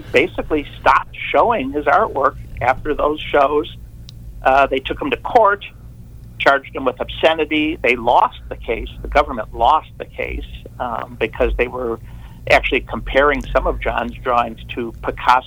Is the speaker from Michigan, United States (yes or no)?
yes; Detroit, Michigan, United States; moved away as an adult; now in San Diego, United States; Growing up in Detroit